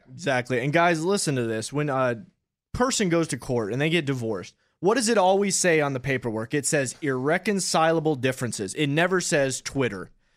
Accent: Upper Peninsula of Michigan, United States; I'm a Midwesterner. I'm from that Upper Peninsula of Michigan

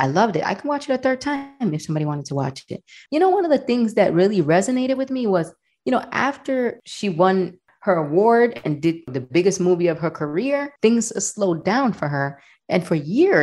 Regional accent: New York City, New York, United States; we're from New York

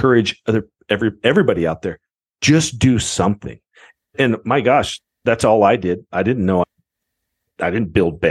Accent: Idaho, United States; also born or lived in Twin Falls, Idaho; I grew up in Idaho, which is a big Mormon side of the world, and I grew up Mormon.

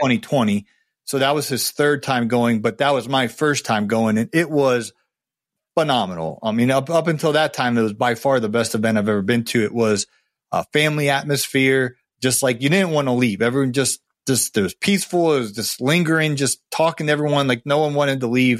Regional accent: Ohio, United States; moved away; I grew up in Ohio

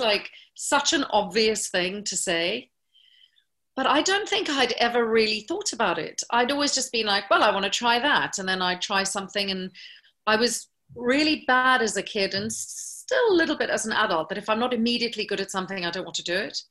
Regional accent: South Africa; moved away; because I was from South Africa

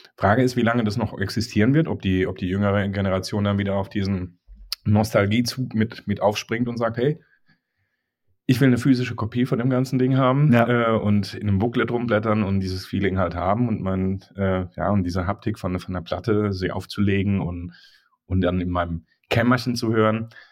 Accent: Mannheim, Baden-Württemberg, Germany; Mannheim ist halt meine Heimat

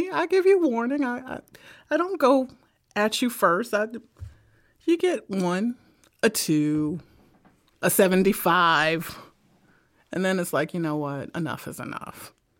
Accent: Brooklyn, New York, United States; I am from Brooklyn. There's always somebody who can end life.

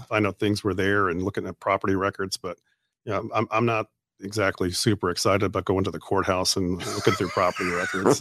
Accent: Canada; moved away as an adult; also born or lived in Wisconsin / Louisiana; now in Shreveport, United States; I grew up in Canada

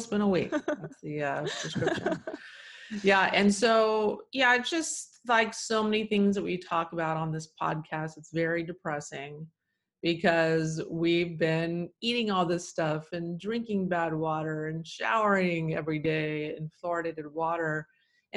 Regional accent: Texas, United States; Cause now I'm from Texas, and I was guzzling, you know, black tea every single meal, even breakfast, and everyone there is doing

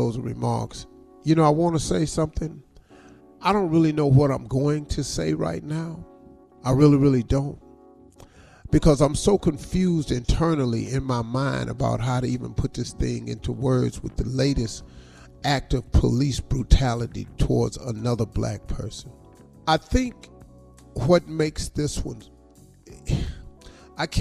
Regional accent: United States; for all of us who travel as Americans.

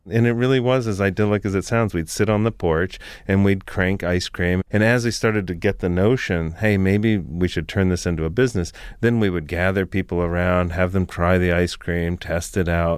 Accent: South Florida, United States; I grew up in South Florida.

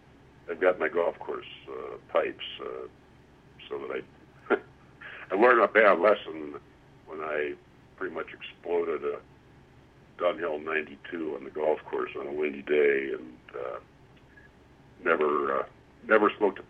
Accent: Cleveland, Ohio, United States; I grew up mostly in Cleveland, Ohio

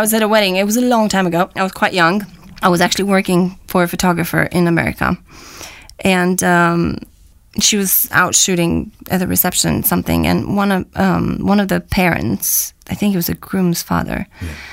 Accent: Romania; moved away as an adult; also born or lived in Boston, United States; now in London, United Kingdom; I was born and raised in Romania. Left uh, when I was about 20

